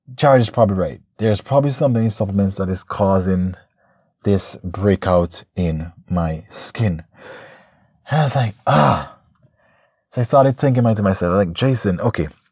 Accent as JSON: {"language": "English", "country": "St. Vincent & Grenadines", "said": "my home country, Saint Vincent"}